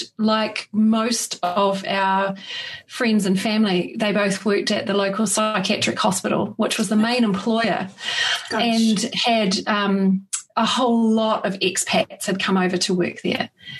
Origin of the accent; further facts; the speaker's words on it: New Zealand; I was born in New Zealand in 1973, so I'm 47 now.